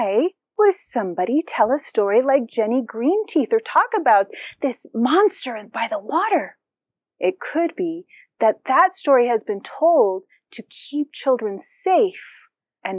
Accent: New Mexico, United States; I'm from Nuevo Mexico, from New Mexico

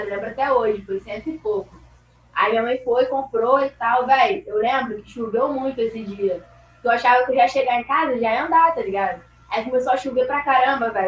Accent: Rio de Janeiro, Brazil; eu sou do Rio de Janeiro e fui morar no Campo Grande, na Zona Oeste.

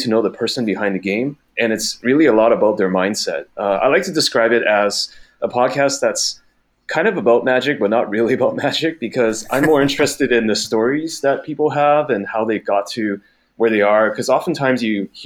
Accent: Vancouver, British Columbia, Canada; moved away as an adult; also born or lived in Taiwan; now in Beijing, China; So I was originally born and raised in Taiwan, and our family immigrated over to Canada, Vancouver specifically, when I was very young in elementary school. So I've spent a lot of my, I want to say about over 2 decades in Canada. And that's really the place that I identify most as home

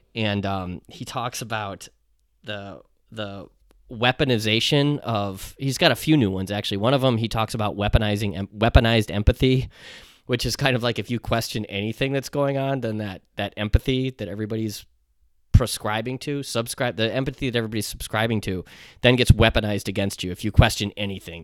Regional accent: United States; as an American

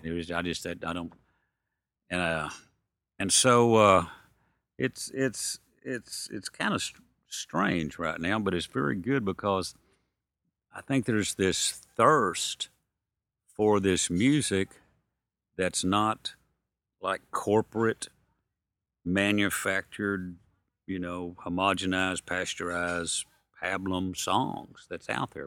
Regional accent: Soper, Oklahoma, United States; also born or lived in Hugo, Oklahoma; I was born in Hugo, Oklahoma, and I grew up in Soper, Oklahoma, which is, uh, eleven miles from Hugo.

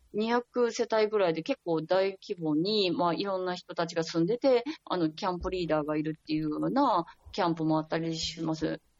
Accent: Osaka, Japan; moved away as an adult; now in Lebanon; 私、大阪出身なんですけど

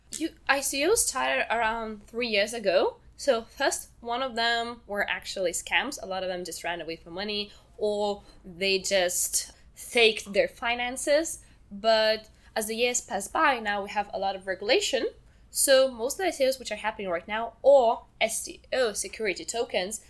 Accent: Lithuania; So I'm from Lithuania

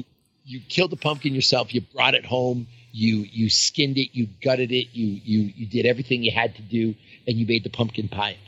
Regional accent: Canada; now in United States; So I'm from Canada, not the United States

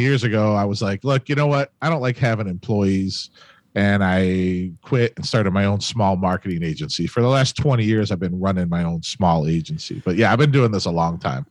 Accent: Cleveland, Ohio, United States; Born and raised Cleveland, Ohio

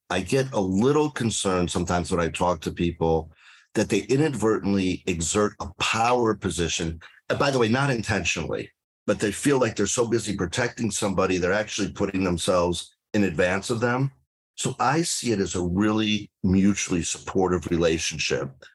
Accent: Detroit, Michigan, United States; moved away as an adult; now in South Florida, United States; I started out as a healthcare lawyer in Detroit, where I grew up

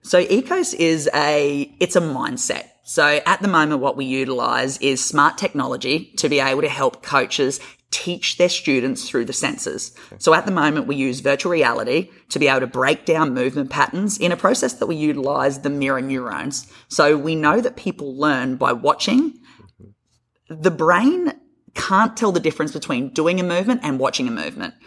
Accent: Australia; moved away; I'm a Australian PT or physio, as we call it over there

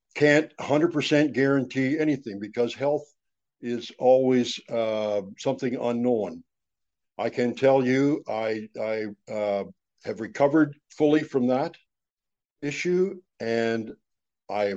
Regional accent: Grafton, Ontario, Canada; also born or lived in Owen Sound, Ontario; I was raised here in Grafton

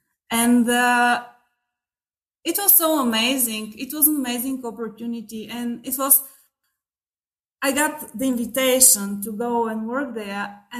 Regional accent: Bulgaria; English is a second language; I'm from Bulgaria.

